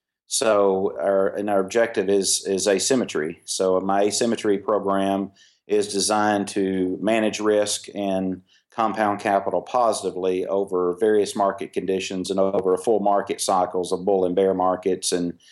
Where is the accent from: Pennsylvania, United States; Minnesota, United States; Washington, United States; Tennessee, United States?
Tennessee, United States; Well, I grew up in primarily in East Tennessee.